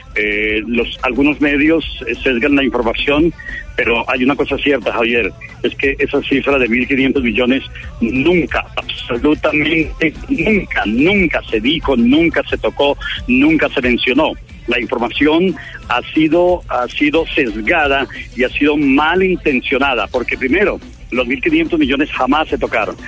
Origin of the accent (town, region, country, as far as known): Paipa, Boyacá, Colombia